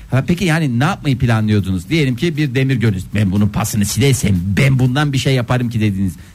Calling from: İzmir, Turkey; ben İzmir'den.

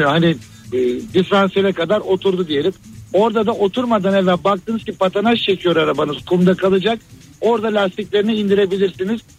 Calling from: Istanbul, Turkey; ben İstanbul'dan.

